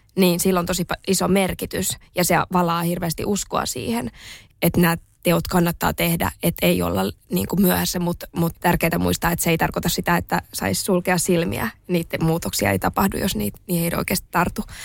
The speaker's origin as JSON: {"language": "Finnish", "town": "Espoo", "region": "Uusimaa", "country": "Finland", "tie": "born or raised there", "said": "mä oon kasvanut, mä oon kasvanut Espoossa pikkukylässä"}